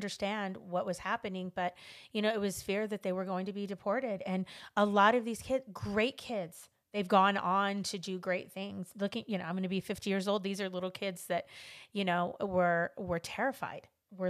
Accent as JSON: {"language": "English", "town": "Los Angeles", "region": "California", "country": "United States", "tie": "born or raised there", "said": "You know, I grew up in Los Angeles, and I grew up in a predominantly, you know, Hispanic community. It was actually Mexican, because we lived across the street from the project."}